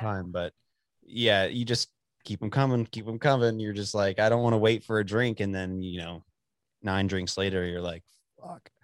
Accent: Dallas, Texas, United States; also born or lived in Amarillo area; I'm born and raised in Texas my whole, like, lived here most of my life

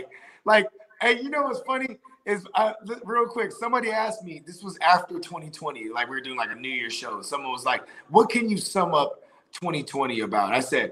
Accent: the Bay Area, California, United States; I'm from the Bay

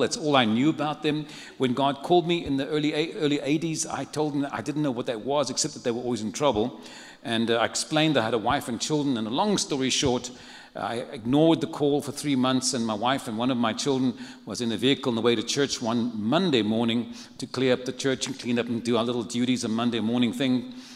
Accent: Cape Town, Western Cape, South Africa; moved away as an adult; now in San Antonio, United States; I come from South Africa. I was born and raised in a city called Cape Town. But I've lived the last 23 years in San Antonio

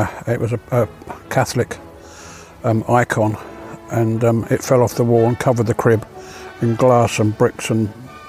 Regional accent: Croydon, London, United Kingdom; born there; accent: English; Because I was born in West Croydon.

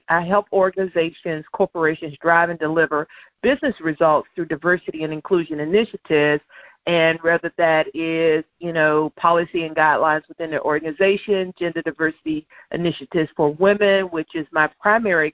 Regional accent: the South, United States; we're both from the South

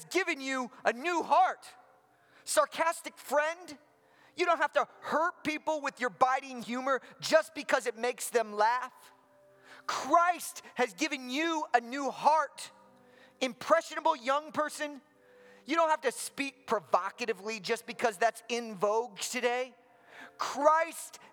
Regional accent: Midwest, United States; moved away as an adult; also born or lived in the South (US); now in Southern United States, United States; I grew up in the Midwest

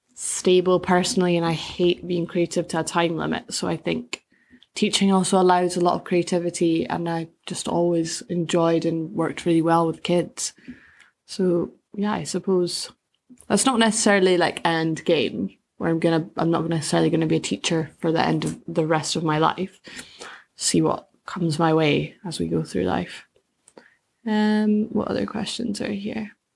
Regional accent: Bankfoot, Scotland, United Kingdom; moved away as an adult; now in Edinburgh, United Kingdom; I grew up in a little village outside of Perthshire called Bankfoot

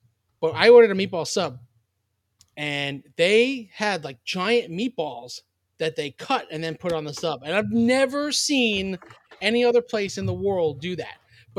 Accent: New York, United States; we're from New York, so we call them heroes.

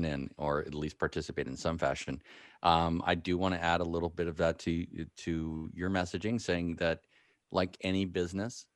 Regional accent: Marin County, California, United States; growing up in Marin County

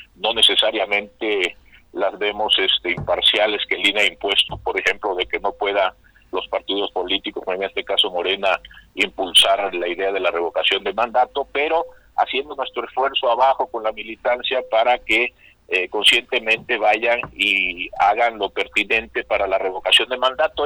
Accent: Tabasco, Mexico; now in Tepoztlán, Mexico; mi tierra, en Tabasco

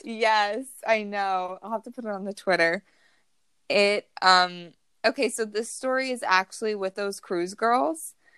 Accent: New Jersey, United States; Taylor and I are from New Jersey

